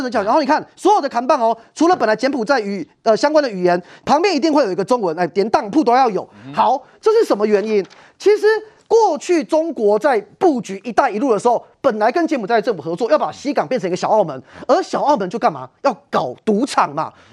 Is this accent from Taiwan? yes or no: yes; Taiwan; 我们台湾人